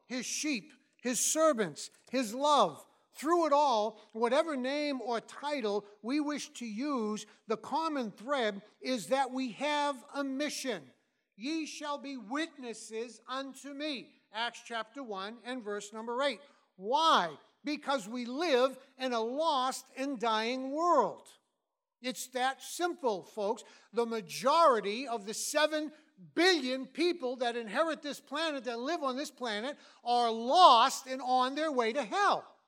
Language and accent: English; Massachusetts, United States; moved away; I'm from Massachusetts originally